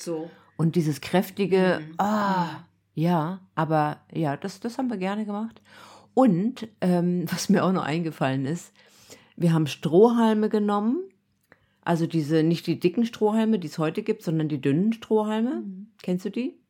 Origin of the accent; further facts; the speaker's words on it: East Germany, Germany; ich bin ja im Osten aufgewachsen